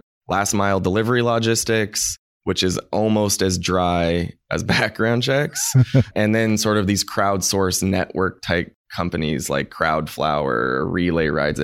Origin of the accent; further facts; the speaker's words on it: Anchorage, Alaska, United States; moved away as an adult; also born or lived in San Francisco; born and raised in Anchorage, Alaska.